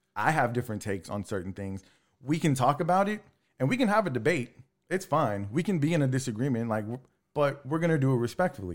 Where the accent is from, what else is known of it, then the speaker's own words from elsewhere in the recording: Texas City, Texas, United States; I grew up in Texas City, Lamarck